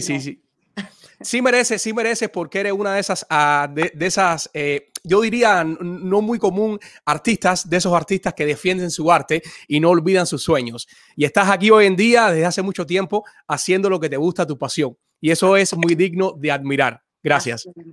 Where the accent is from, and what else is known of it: Cuba; now in United States